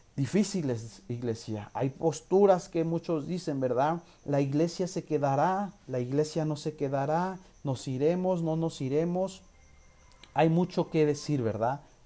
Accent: Mexico; nosotros como nación mexicana

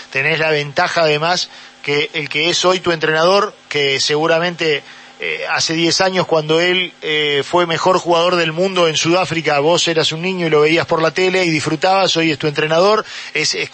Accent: La Paz, Canelones, Uruguay; Sí, sí, de, La Paz.

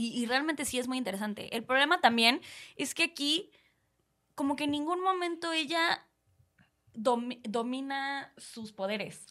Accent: Mexico; siendo eh, mexicanos que somos personas súper expresivas

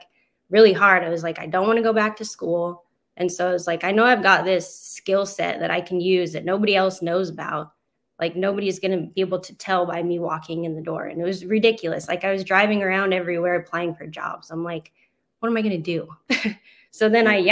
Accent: Colorado, United States; moved away as an adult; now in Oklahoma, United States; We just moved from Colorado. My husband and I were born and raised. So we moved from Colorado to Oklahoma in August

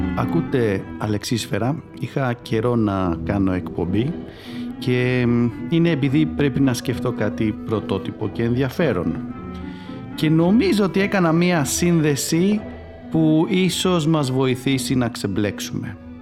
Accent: Greece

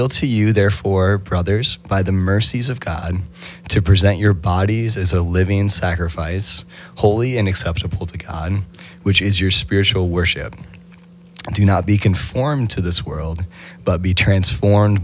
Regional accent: Grant County, Kentucky, United States; I'm from Grant County, Kentucky.

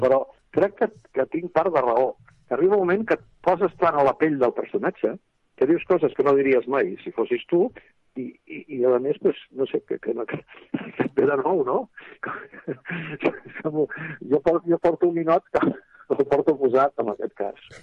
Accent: Catalonia, Spain; Català, com a bon català

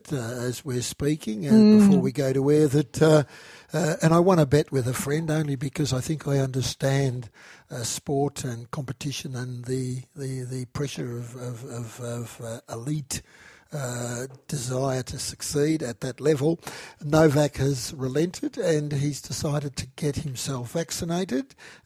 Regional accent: Australia; also born or lived in Europe; being a migrant child from Europe in the 50s, and I love being an Australian, I'm proud to be an Australian

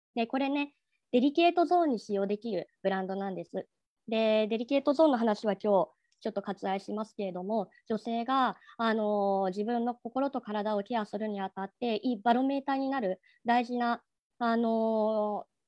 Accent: Tokyo, Japan; 東京生まれ

